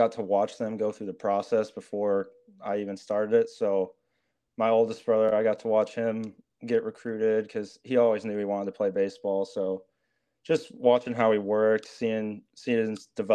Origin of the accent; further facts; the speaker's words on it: Mason City, Iowa, United States; moved away as an adult; now in Minneapolis, United States; I'm from a small town in Iowa, Mason City, Iowa. It's North Iowa. I went to a small high school, Newman Catholic.